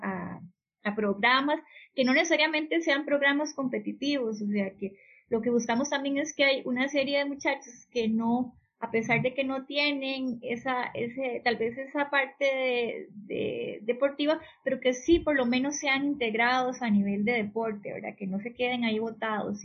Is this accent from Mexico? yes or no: no; Belén, Heredia, Costa Rica; me crié aquí en Belén